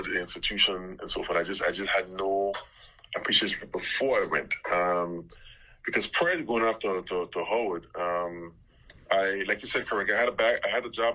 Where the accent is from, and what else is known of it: South Hill, Anguilla; born or raised there; also born or lived in Little Harbour, Anguilla